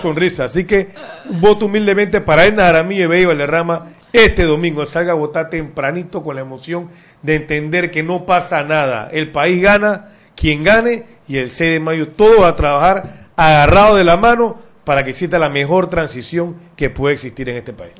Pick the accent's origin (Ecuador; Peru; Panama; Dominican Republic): Panama; seguiré siendo panameño que ama este país